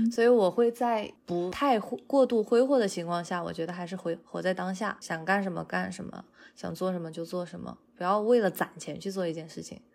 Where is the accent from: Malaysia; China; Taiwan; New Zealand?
China; now in United States; 我一般来说我是会从国内带隐形眼镜过来